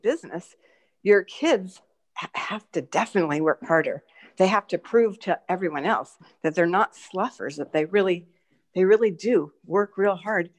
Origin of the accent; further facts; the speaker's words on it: San Francisco, California, United States; I was such a little city girl. I grew up in San Francisco.